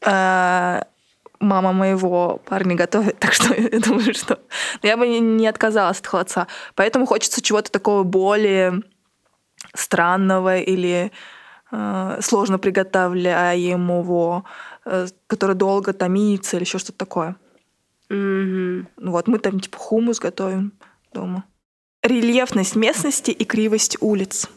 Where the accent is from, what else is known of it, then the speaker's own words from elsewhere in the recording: Ulan-Ude, Buryatia, Russia; в Улан-Удэ, откуда я родом